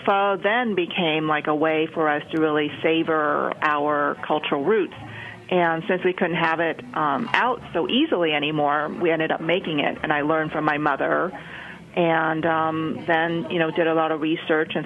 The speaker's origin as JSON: {"language": "English", "region": "Ho Chi Minh City", "country": "Vietnam", "tie": "born or raised there", "moved": "yes", "said": "I was born in Saigon, and I got hooked on the soup really early on when I was about 5 years old, and we still live there"}